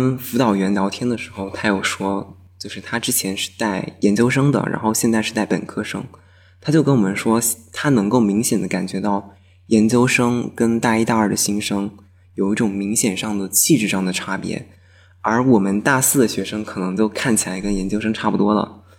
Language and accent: Chinese; Fujian, China; moved away as an adult; now in Beijing, China; 因为我是一个福建人。